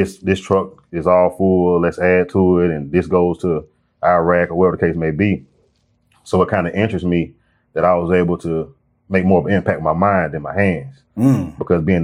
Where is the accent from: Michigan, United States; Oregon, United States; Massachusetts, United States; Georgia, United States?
Georgia, United States; Riverdale; I'm originally from Riverdale, the College Park area. It's kind of where I grew up.